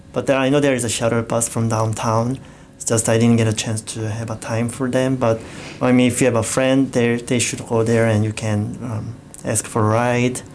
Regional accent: South Korea; English is a second language; moved away as an adult; now in Hamilton, Canada; my hometown, um, which is Nassau, which is very small city

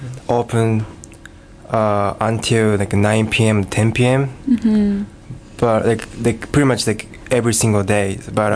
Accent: Tokyo, Japan; English is a second language; moved away as an adult; also born or lived in Akita, Japan; now in Hamilton, Canada; when I was like 1 year old, I moved to Tokyo.

